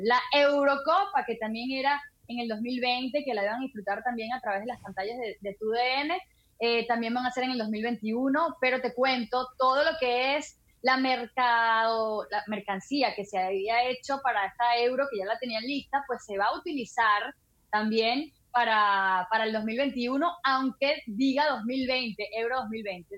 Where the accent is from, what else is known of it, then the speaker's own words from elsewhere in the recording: Venezuela; moved away; Sí, soy venezolana, pura cepa